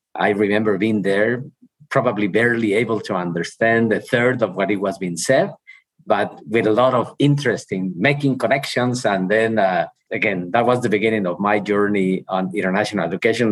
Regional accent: Ojuelos, Jalisco, Mexico; English is a second language; moved away as an adult; also born or lived in Mexico City / Massachusetts / Arizona; I'm from Mexico. I'm from a small town in Mexico, Ojuelos, uh, which is the capital of the world. And uh, when I was living in Ojuelos, for me, uh, as a kid

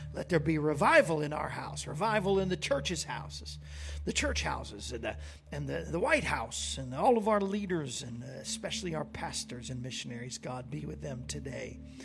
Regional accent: Florida, United States; we grew up in Florida, so we were there a lot

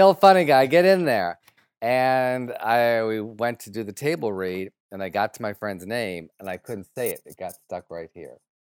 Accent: Detroit, Michigan, United States; moved away; my hometown of Detroit

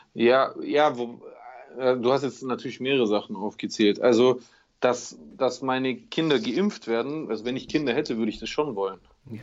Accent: Germany; ich bin ja auch Deutscher

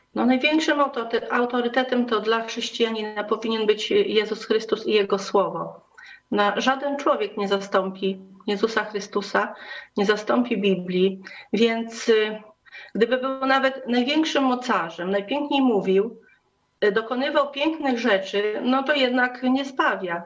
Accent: Diocese of Siedlce, Masovian Voivodeship, Poland; ja jestem z, pochodzę z diecezji siedleckiej

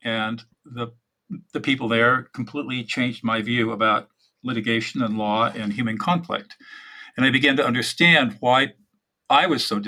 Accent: San Marino, California, United States; also born or lived in Sacramento, California / Dartmouth College, New Hampshire; now in Central California, United States; I grew up in Southern California, up in San Marino

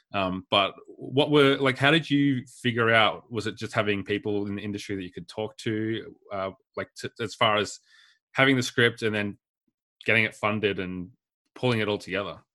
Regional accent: Warrnambool, Victoria, Australia; I grew up in Warrnambool

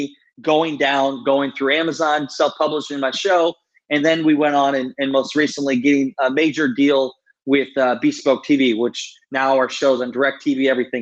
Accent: Iowa, United States; I'm a kid from a town of 700 people. I grew up in Iowa

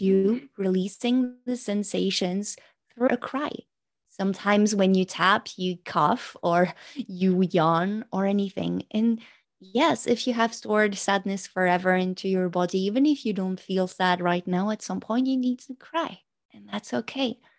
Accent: France; first language French; English is a second language

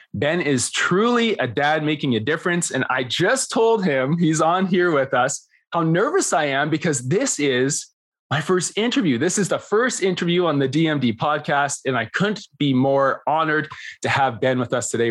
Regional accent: Canada; I'm Canadian

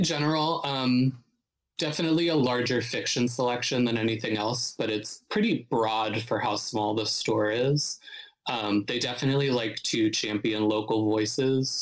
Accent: Youngstown, Ohio, United States; moved away as an adult; now in Brooklyn, United States; I'm from Northeast Ohio, so I'm from a smaller city called Youngstown, which is like about an hour south of Cleveland

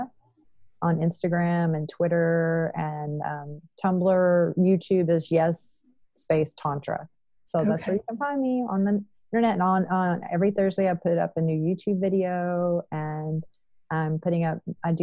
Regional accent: Texas, United States; I'm from Texas

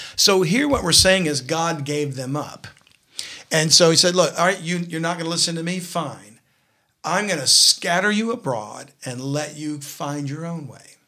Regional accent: South Louisiana, United States; I'm from South Louisiana

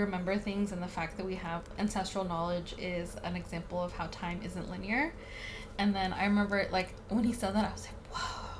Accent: Bay Area, California, United States; growing up in the Bay Area, we have really nice, like, mountain landscapes.

